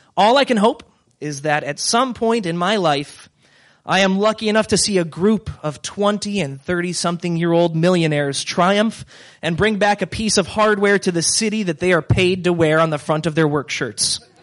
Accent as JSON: {"language": "English", "town": "Cleveland", "region": "Ohio", "country": "United States", "said": "I hail from Cleveland"}